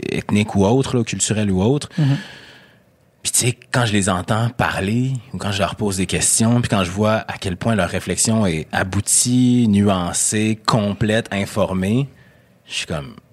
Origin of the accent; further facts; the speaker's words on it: Quebec City, Quebec, Canada; nous, on vient de Québec, toi, du Saguenay, Québec.